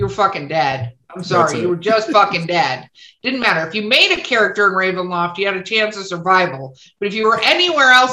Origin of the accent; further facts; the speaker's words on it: Los Angeles, California, United States; moved away; also born or lived in Green Lake, Wisconsin / Florida; I grew up in Hollywood, California, and then moved there